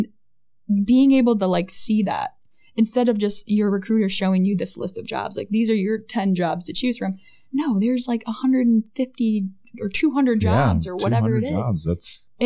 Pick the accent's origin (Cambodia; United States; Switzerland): United States; Tecumseh, Michigan; moved away as an adult; also born or lived in North Dakota / Hawaii; now in Wisconsin, United States; I grew up in Tecumseh, Michigan, which is a little southwest of Ann Arbor